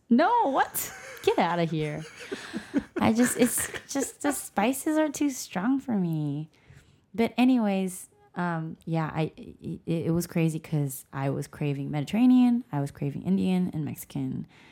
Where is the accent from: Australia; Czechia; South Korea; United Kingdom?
South Korea; moved away; I grew up in Korea